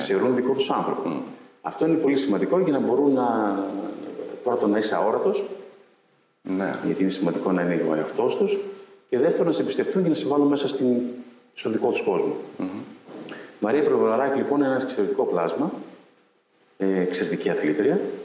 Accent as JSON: {"language": "Greek", "town": "Ioannina", "region": "Epirus", "country": "Greece", "moved": "yes", "said": "επιστρέφω στην πόλη μου"}